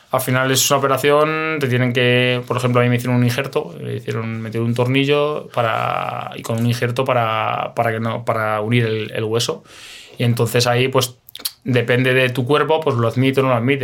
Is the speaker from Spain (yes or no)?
yes; Alcalá de Henares, Community of Madrid, Spain; moved away as an adult; also born or lived in Romania / Moldova / Israel / India; yo soy de Alcalá de Henares